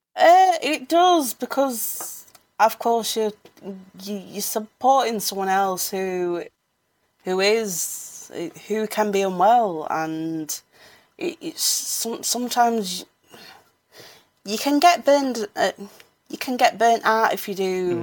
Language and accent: English; Sheffield, Yorkshire and the Humber, United Kingdom; I'm from Sheffield.